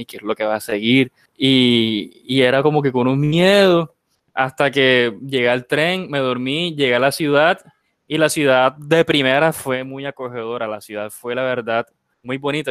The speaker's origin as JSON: {"language": "Spanish", "country": "Colombia", "also_born_or_lived": "Spain"}